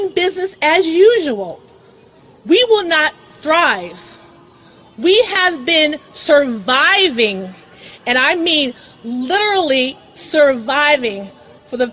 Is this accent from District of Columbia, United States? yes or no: yes; Washington, District of Columbia, United States; I am from the Washington, D.C. area